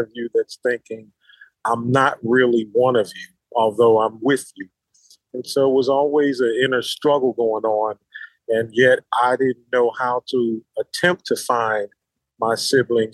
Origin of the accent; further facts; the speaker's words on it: Philadelphia, Pennsylvania, United States; now in North Carolina, United States; I currently live in North Carolina. I'm originally from Philadelphia, Pennsylvania